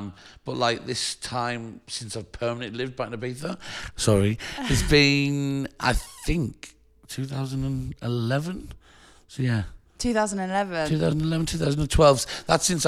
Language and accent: English; Sunderland, North East England, United Kingdom; So I bought a record shop in my hometown. {S0} Which is? {S1} In Sunderland, in the north of England.